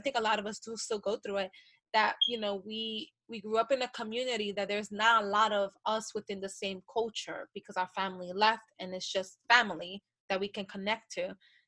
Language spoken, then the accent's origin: English; Honduras; Like, I am from Honduras.